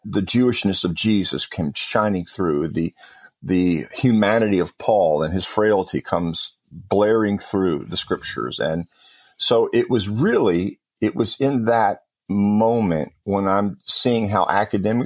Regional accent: Compton, California, United States; I grew up in Southern California and it was Southern Baptist Church there in Compton, California.

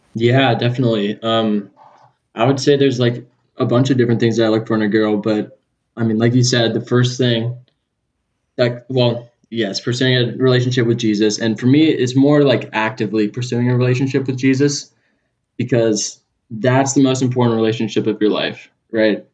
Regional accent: Manhattan Beach, California, United States; accent: California accent; moved away as an adult; now in Auburn, United States; growing up in Southern California

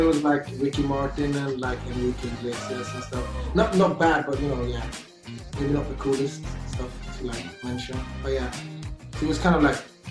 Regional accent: Gothenburg, Västra Götaland, Sweden; moved away as an adult; also born or lived in London; now in Oslo, Norway; I was born in Gothenburg in Sweden

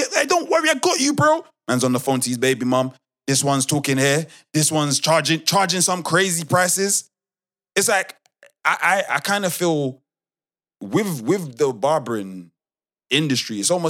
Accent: United Kingdom; but I'm British.

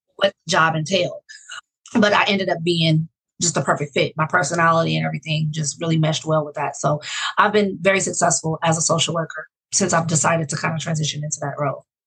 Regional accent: Oakland, California, United States; also born or lived in Fresno, California / Los Angeles, California; I grew up in Oakland, California

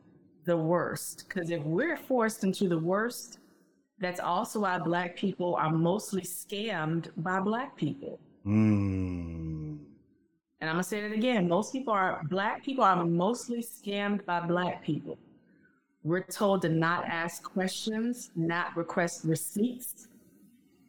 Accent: Richmond, Virginia, United States; moved away; also born or lived in North Carolina; I lived in North Carolina for 17 years, and I'm from Richmond, Virginia.

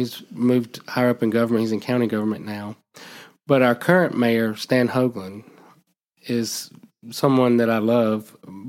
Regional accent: Alabama, United States; I'm not from Gardner, but I'm from Alabama.

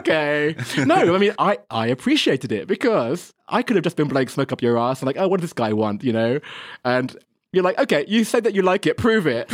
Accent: England, United Kingdom; moved away as an adult; also born or lived in Germany; now in China; I'm English

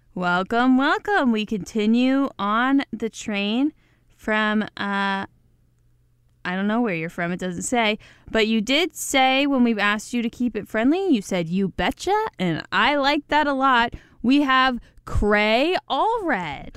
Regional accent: Midwest, United States; accent: Midwest; My disgusting Midwest accent

